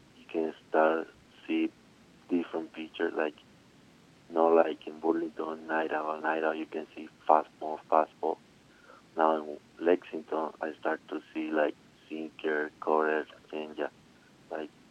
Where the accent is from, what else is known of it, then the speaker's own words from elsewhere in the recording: Colombia; English is a second language; moved away as an adult; I'm from Colombia